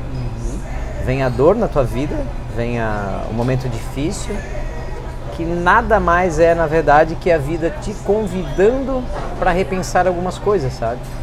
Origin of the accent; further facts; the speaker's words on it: Brazil; eu vim do Zendron